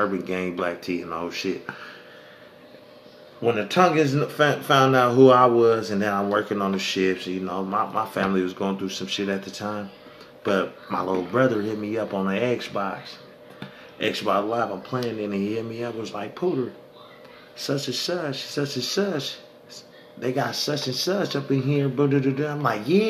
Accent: Sacramento, California, United States; I'm from Sac.

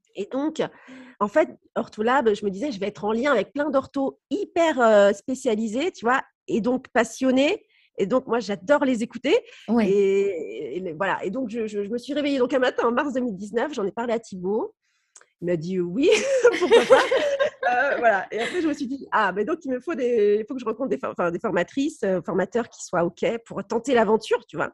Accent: Brittany, France; also born or lived in Nice; comme je suis bretonne, la Bretagne me manquait beaucoup et du coup, on est rentré après en 2010 à Brest

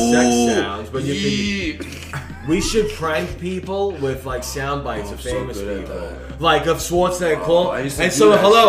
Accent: New York, United States; we're just three idiots from New York.

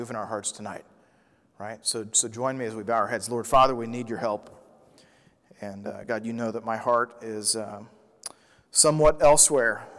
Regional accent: Midwest, United States; I grew up in the Midwest

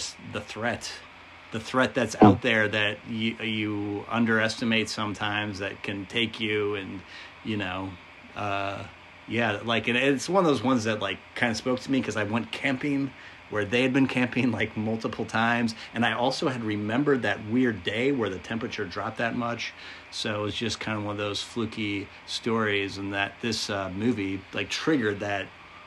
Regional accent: United States; as an American

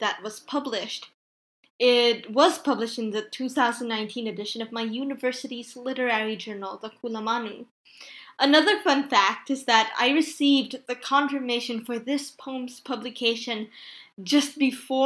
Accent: Philippines; I'm from the Philippines, which is a tropical country.

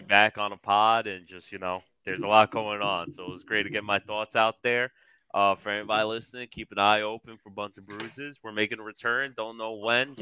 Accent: New Jersey, United States; I'm from Jersey, as you fellas know. For what sure. part? In this corner, uh, North Jersey

